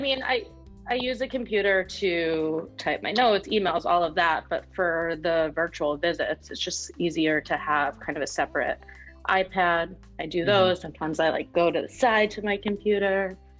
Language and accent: English; Westchester County, New York, United States; I'm a bit north of the city, Westchester County